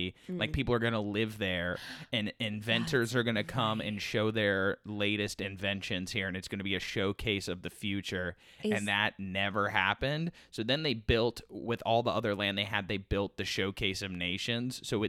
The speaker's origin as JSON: {"language": "English", "town": "Orlando", "region": "Florida", "country": "United States", "tie": "born or raised there", "moved": "yes", "said": "growing up in Orlando and working there"}